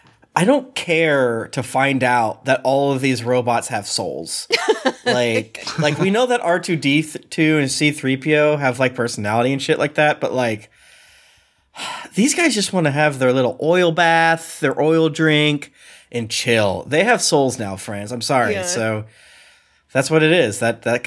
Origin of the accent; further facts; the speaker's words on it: Florida, United States; I'm from Florida.